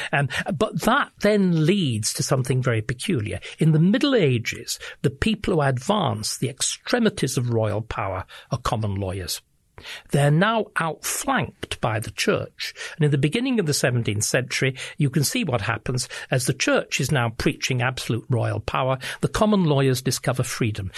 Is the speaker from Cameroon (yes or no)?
no; England, United Kingdom; I speak as an Englishman